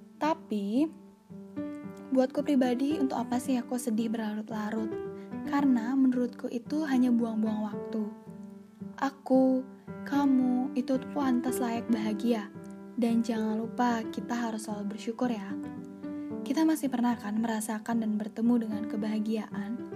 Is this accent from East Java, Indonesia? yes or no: no; Bali, Indonesia; also born or lived in Bandung; Aku lahir di Bandung dan dibesarkan di Bali